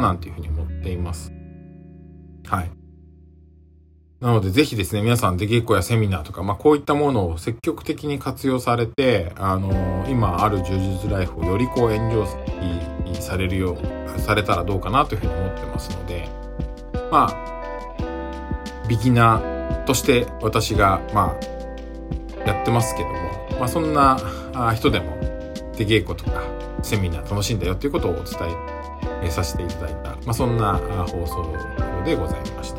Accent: Yokohama, Kanagawa, Japan; now in Fukuoka, Japan; 私の実家に帰れば横浜

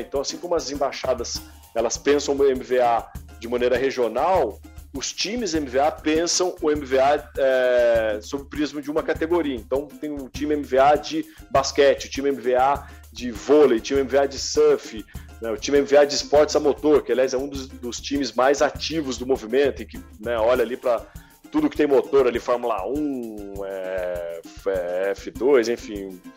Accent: Guaratinguetá, São Paulo, Brazil; Eu sou de Guaratinguetá e, porra, torço pro Guará

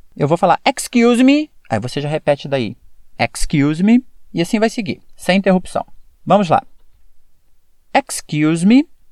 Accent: Brazil; como brasileiro falando

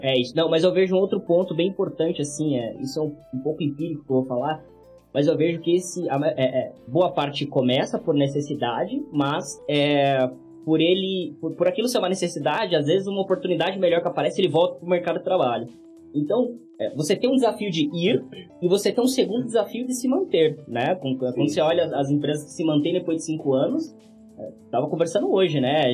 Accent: Guarulhos, São Paulo, Brazil; also born or lived in Franco da Rocha; sempre morei em Guarulhos, nasci em Franco da Roja

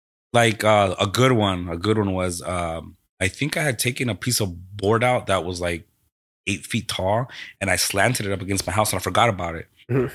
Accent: Costa Mesa, California, United States; also born or lived in Mexico / Rosemead / Watts; I grew up in Costa Mesa. Costa Mesa from the age of, I don't even know what age, but I was in first grade, whatever age you're at for in first grade. So I moved there from... Rosemead.

